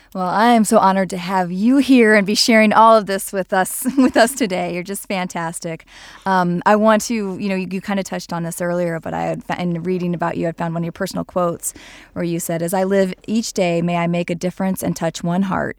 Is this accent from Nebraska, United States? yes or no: yes; Nebraska, United States; we're from Nebraska